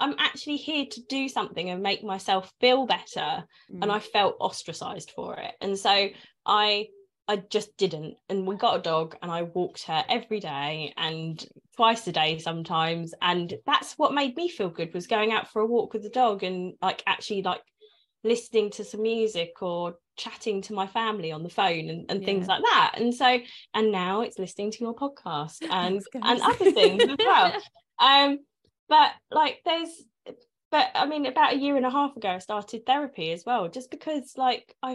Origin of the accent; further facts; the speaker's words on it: London, United Kingdom; moved away as an adult; now in Essex, United Kingdom; I'm a North Londoner. I'm not from Essex, but I did move here.